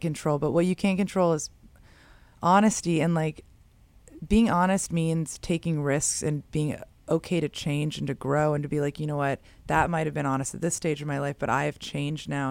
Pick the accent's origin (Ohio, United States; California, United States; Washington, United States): California, United States; San Francisco; I grew up in San Francisco